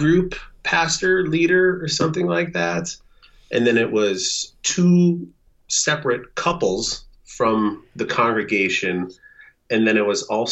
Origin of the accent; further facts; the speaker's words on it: South Dakota, United States; now in Moorhead, United States; my hometown down in South Dakota